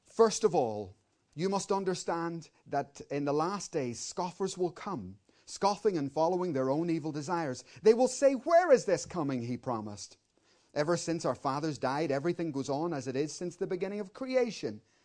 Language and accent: English; Belfast, Northern Ireland, United Kingdom; I grew up in Belfast, in the middle of a war zone